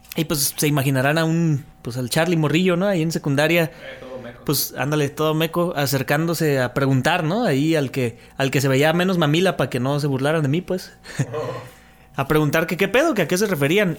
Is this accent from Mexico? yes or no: yes; Mexico City, Mexico; now in Tepic, Mexico; mi infancia fue en Ciudad de México. Ya cuando yo llegué aquí a Tepic, ya fue diferente